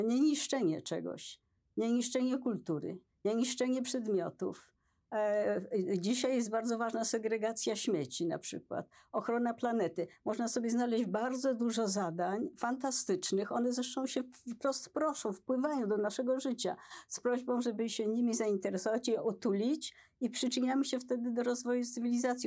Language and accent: Polish; Poland; ja się urodziłam w Polsce